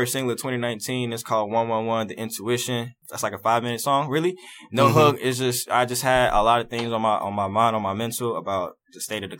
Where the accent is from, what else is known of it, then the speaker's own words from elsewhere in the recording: Charlotte, North Carolina, United States; I make Zen rap and Latin trap. I'm all the way up here. It's not really all the way, but I'm here from Charlotte, North Carolina. So I gotta represent the 704